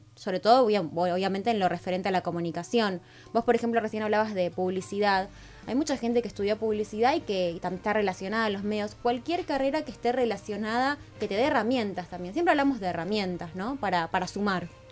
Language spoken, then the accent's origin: Spanish; Rosario, Santa Fe, Argentina; moved away as an adult; now in Buenos Aires, Argentina; nosotros somos oriundos de, de Rosario